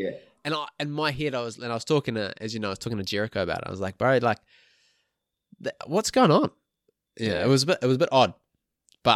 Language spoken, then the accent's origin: English; New Zealand; now in Australia